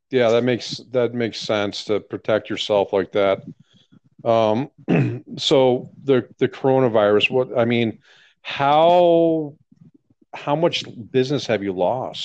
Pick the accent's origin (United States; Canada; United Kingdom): United States; Texas; I'm from Texas.